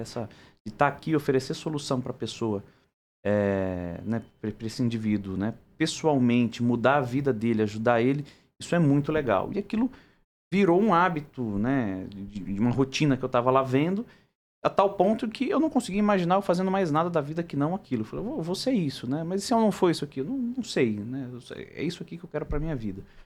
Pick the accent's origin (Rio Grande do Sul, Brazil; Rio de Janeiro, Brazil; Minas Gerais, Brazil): Rio Grande do Sul, Brazil; now in São Paulo, Brazil; sou gaúcho, mas sou, já, já me paulistanei